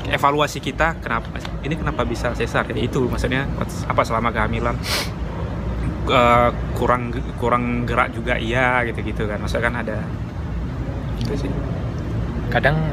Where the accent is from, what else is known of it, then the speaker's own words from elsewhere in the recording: Sumatra, Indonesia; karena kan kita asalnya dari Sumatera gitu